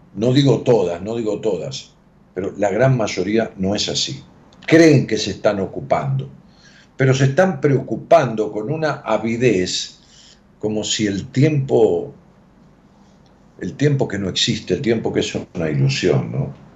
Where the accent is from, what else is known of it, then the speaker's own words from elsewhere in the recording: Ramos Mejía, Buenos Aires Province, Argentina; en mi pueblo, en Raúl Mejía